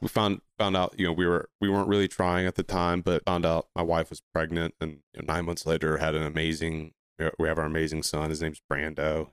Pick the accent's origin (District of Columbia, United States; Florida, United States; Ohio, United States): Ohio, United States; now in Charlotte, United States; I'm from Ohio, but I've been down in the Charlotte area basically since two thousand nine